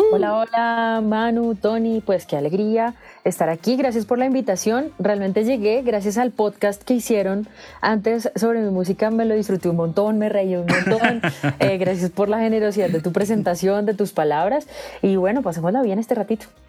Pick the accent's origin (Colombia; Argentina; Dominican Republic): Colombia; Bogotá; yo nací en la ciudad de Bogotá, desde la cual los saludo. Soy súper, súper bogotana, de familia bogotana